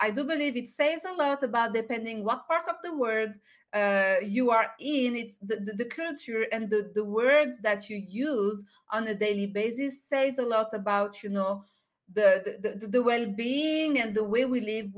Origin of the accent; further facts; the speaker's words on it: by the Mediterranean Sea, southern France, France; English is a second language; moved away; I'm French and I'm from Southern France. I was born and raised by the Mediterranean Sea